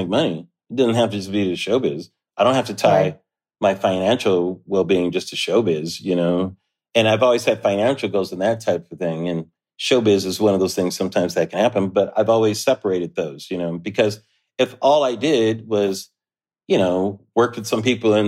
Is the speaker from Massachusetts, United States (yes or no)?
no; Southern California, United States; I grew up in Southern California